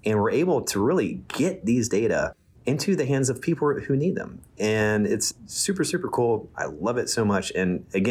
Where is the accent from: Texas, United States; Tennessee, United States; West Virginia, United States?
West Virginia, United States; moved away; I'm from West Virginia, and I went to West Virginia University. I studied hydrology. So I'm from near the Ohio River, and my hometown now is one of the more polluted places in the United States, unfortunately. And so but I spent a lot of my childhood on the river and outside